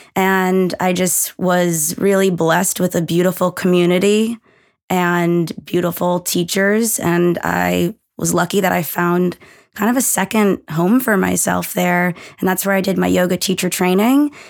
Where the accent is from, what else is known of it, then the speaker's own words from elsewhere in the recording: Massachusetts, United States; moved away as an adult; also born or lived in Connecticut; we're both from Massachusetts